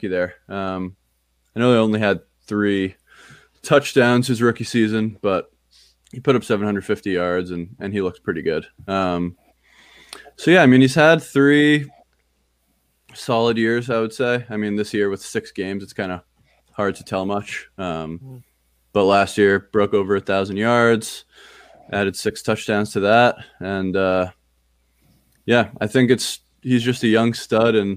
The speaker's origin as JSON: {"language": "English", "region": "New Jersey", "country": "United States", "said": "I'm from New Jersey, big Jets fan."}